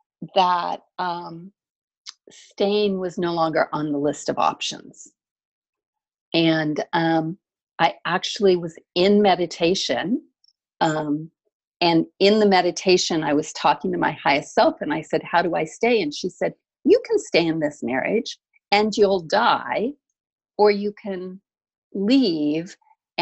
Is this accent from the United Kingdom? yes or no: no; the mountains in Southern California, United States; also born or lived in Seattle, Washington; I actually grew up in the mountains in Southern California. So I grew up in a little tiny town with 300 full-time residents, way up in snow country.